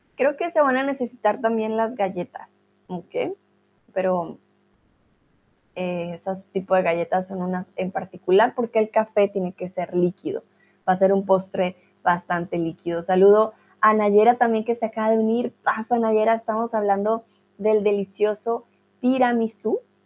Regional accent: Colombia; now in Germany; soy de Colombia, estoy aquí en Alemania.

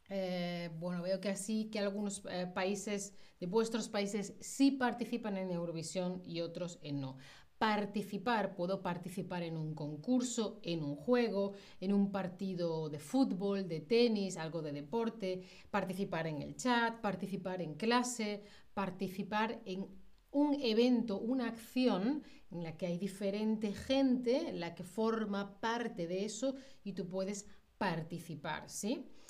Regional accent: Spain; first language Spanish; yo soy de España

